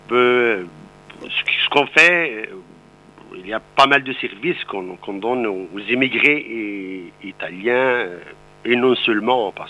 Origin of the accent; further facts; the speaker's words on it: Morocco; French is a second language; moved away as an adult; also born or lived in Montpellier, France; now in Italy; moi, je suis, je suis d'origine euh, marocaine. Je suis né au Maroc sur les montagnes de l'Atlas. J'ai fait l'université au Maroc